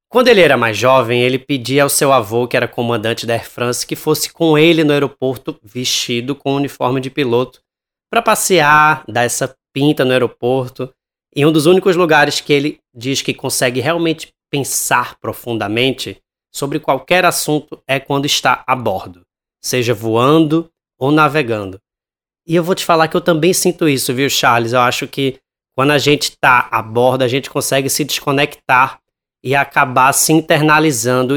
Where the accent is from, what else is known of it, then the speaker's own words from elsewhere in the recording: Pernambuco, Brazil; aqui na minha terra